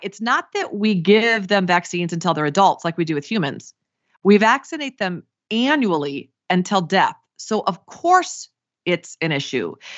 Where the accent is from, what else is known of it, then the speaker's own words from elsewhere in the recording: Iowa, United States; moved away; I grew up in Iowa